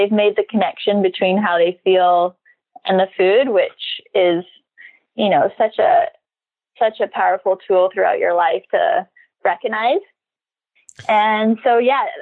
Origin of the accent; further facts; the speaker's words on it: Saskatchewan, Canada; moved away as an adult; now in Hawaii, United States; I grew up in Saskatchewan, Canada.